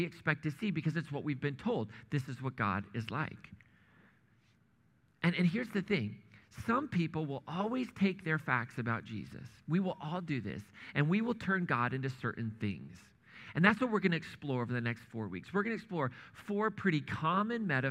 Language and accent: English; Indiana, United States; moved away as an adult; also born or lived in Kansas / Missouri / New England; grew up in Indiana